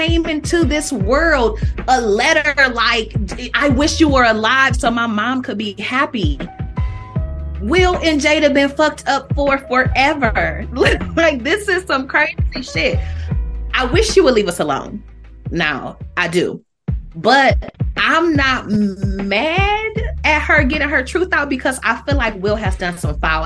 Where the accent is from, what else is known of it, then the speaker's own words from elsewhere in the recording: Toledo, Ohio, United States; I'm from Toledo